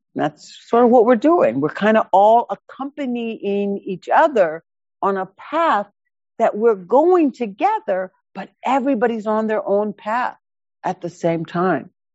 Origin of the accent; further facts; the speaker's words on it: Seattle, Washington, United States; I grew up in High Point in the projects right over here in West Seattle.